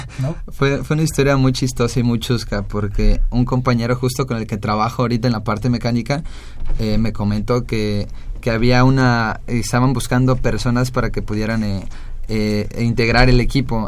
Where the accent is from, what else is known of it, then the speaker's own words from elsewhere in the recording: Mexico; somos los únicos mexicanos